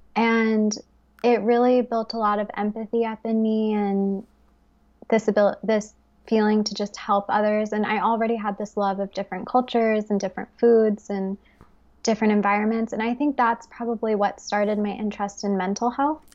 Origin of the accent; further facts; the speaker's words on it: Fort Worth, Texas, United States; moved away as an adult; also born or lived in United Kingdom / Bali, Indonesia; now in Paris, France; I grew up in Fort Worth, Texas